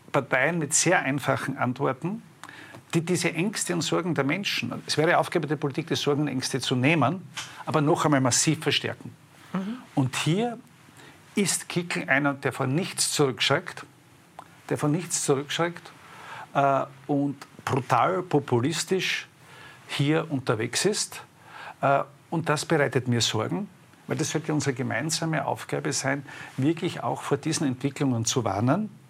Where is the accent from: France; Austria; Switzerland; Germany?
Austria; Styria; bin ein Steirer, wir nennen diese Messer Feitel